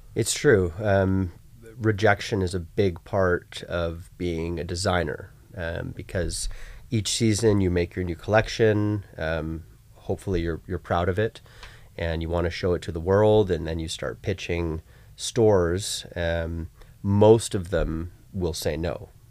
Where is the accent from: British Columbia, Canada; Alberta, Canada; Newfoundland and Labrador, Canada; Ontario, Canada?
British Columbia, Canada; Vancouver; I grew up in Vancouver